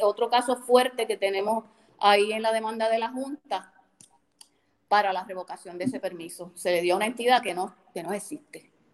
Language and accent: Spanish; Rincón, Puerto Rico; nacida y criada en Rincón